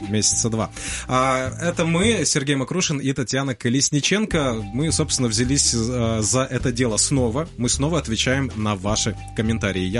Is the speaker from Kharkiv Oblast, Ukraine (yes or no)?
no; Crimea, Ukraine; Сам говорил, да, я никогда этого не отрицал, и Действительно, я крымчанин. На момент 2014 года я жил в Крыму